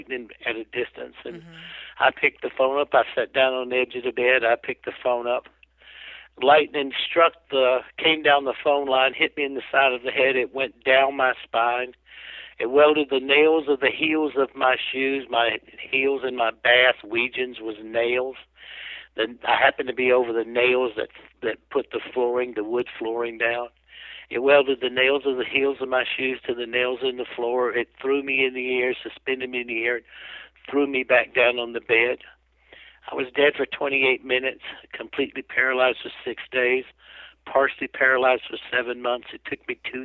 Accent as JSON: {"language": "English", "region": "South Carolina", "country": "United States", "said": "I'm from South Carolina. I grew up as a jackass, you know, tough guy"}